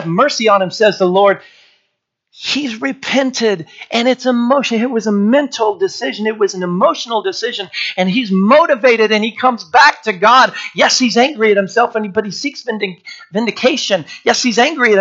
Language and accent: English; Washington, United States; growing up in Washington State